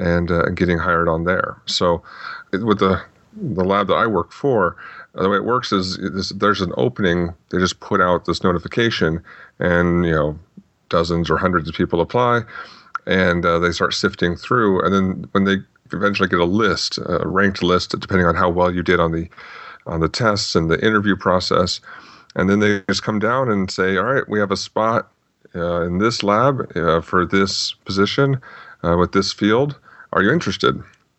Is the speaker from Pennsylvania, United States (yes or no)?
no; Phoenix, Arizona, United States; Well, I grew up mostly in the Phoenix, Arizona area. Before that, my dad was in the Air Force, so we bounced around a little bit. But then finally settled down here.